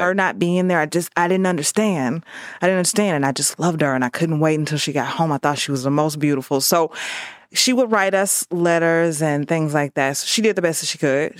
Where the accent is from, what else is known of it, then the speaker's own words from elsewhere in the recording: St. Louis, Missouri, United States; born and raised in Saint Louis